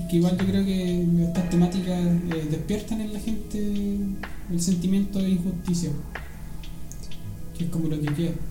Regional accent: Chile; Chile así. soy chileno.

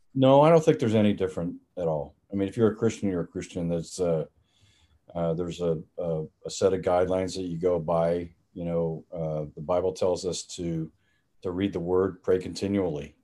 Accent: Dallas, Texas, United States; I grew up in uh, Dallas, Texas, in, in, Dallas proper.

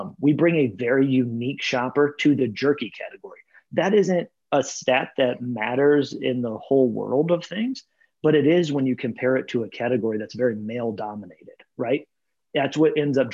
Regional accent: Michigan, United States; moved away as an adult; also born or lived in Columbus / Minneapolis / Tampa / Cleveland; now in Cincinnati, United States; I grew up in Michigan

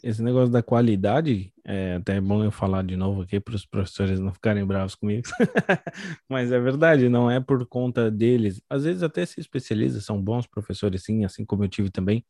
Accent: São Paulo, Brazil; moved away as an adult; now in Santa Catarina, Brazil; eu sou de São Paulo, estou morando em Santa Catarina há pouco tempo

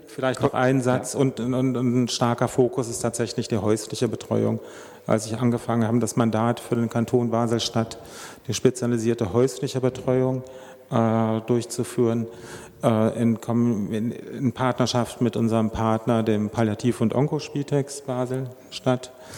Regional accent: Germany; moved away as an adult; now in Switzerland; ich bin selber, Sie hören es an meinem nicht vorhandenen Mundart. Ich bin äh, Dütscher und erst seit fünf Jahren hier ähm, bei, bei, uns in der Schweiz

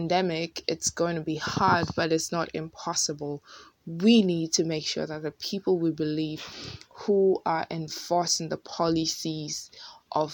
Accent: Ghana; moved away as an adult; now in United States; I'm coming from Ghana and living in the US for the past year

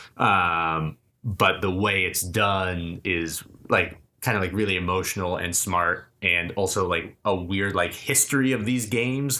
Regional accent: Keene, New Hampshire, United States; now in Los Angeles, United States; I grew up in Keene, New Hampshire

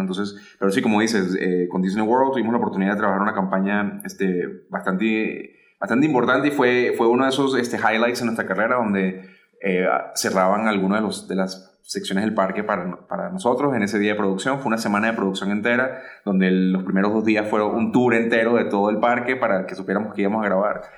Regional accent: Caracas, Capital District, Venezuela; moved away as an adult; also born or lived in Miami; now in Ciudad Juárez, Mexico; soy originario de Caracas, Venezuela

